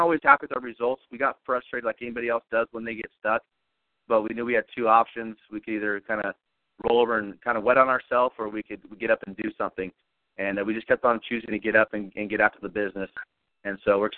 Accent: California, United States; moved away as an adult; also born or lived in Kansas City area; I'm originally from California, and I came out to basically the Kansas City area on a full football scholarship.

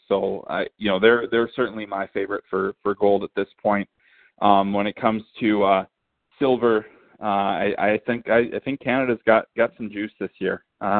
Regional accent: United States; cause obviously I'm American

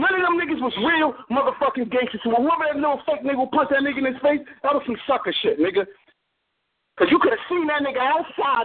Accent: New York City, New York, United States; I'm a Brooklyn nigga.

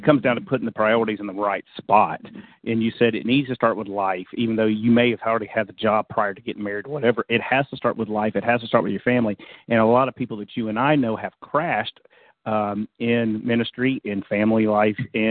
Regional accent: Jacksonville, United States; moved away; a good friend of mine, Sean Meckling, that I grew up with back in Jacksonville

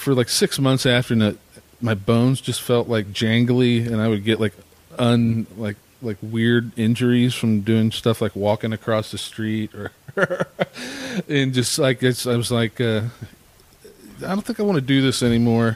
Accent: Dayton, Ohio, United States; I was born in Dayton at St. Elizabeth's Hospital in 1968

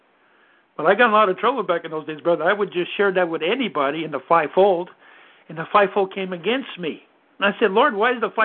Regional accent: Canada; I'm Canadian.

